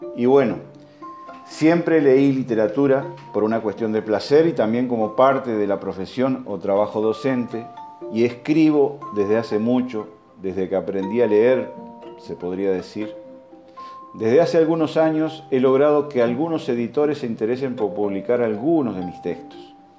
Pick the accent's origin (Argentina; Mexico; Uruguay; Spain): Uruguay; also born or lived in Soriano; Como cualquier uruguayo sensible